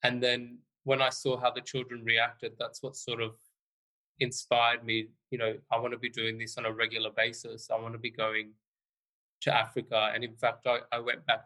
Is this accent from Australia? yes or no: yes; Australia; also born or lived in London; Australia, which is my home country